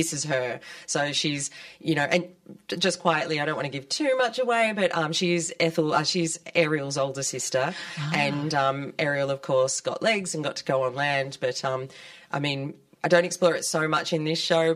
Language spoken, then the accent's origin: English; Sydney, New South Wales, Australia; moved away as an adult; now in Melbourne, Australia; I'm originally from Sydney and I've been in Melbourne now for 12 years.